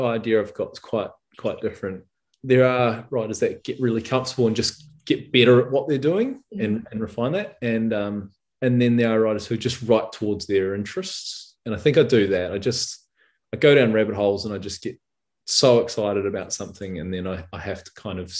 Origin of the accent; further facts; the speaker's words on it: Rotorua, Bay of Plenty, New Zealand; my hometown of Rotorua